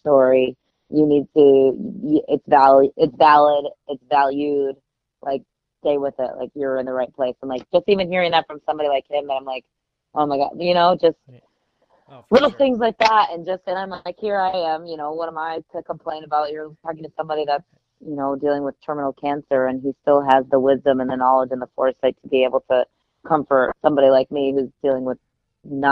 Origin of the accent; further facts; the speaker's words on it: Grand Rapids, Michigan, United States; in Grand Rapids, Michigan, where I grew up